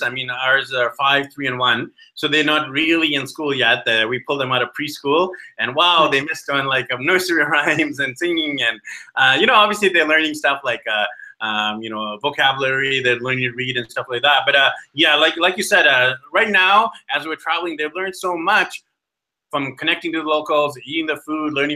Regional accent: Vancouver, British Columbia, Canada; moved away as an adult; We are from Vancouver, BC, Canada

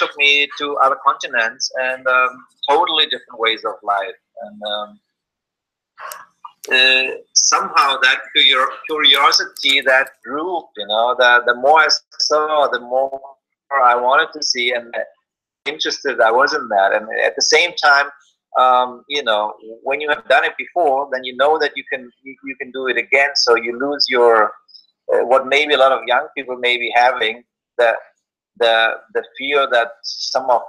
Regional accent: Germany; moved away; I am from Germany, but I haven't really spent much time in Germany in the last 30 years

